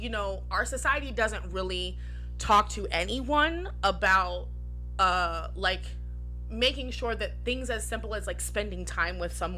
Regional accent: Pataskala, Ohio, United States; I grew up in Pataskala

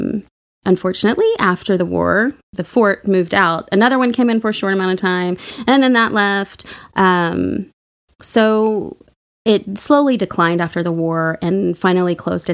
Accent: Oklahoma, United States; I'm from Oklahoma

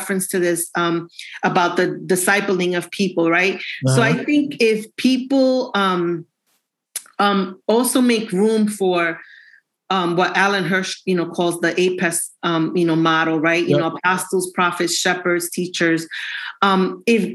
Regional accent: New York City, New York, United States; now in Miami, United States; I am from New York City, but I live in near Miami

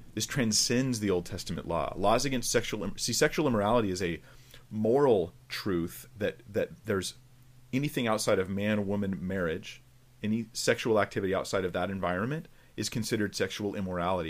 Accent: California, United States; I'm from California

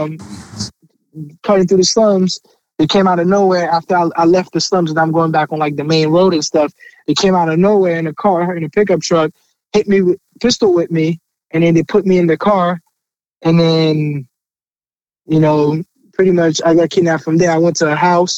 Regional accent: Haiti; also born or lived in Port-au-Prince; now in United States; I'm from Haiti originally

